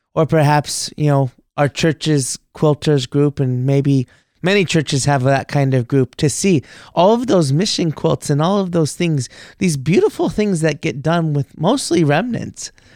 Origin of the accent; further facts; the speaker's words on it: Texas, United States; moved away; middle school, high school, I grew up in Texas there